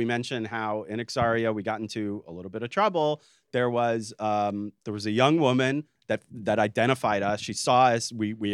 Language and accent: English; United States; I'm an American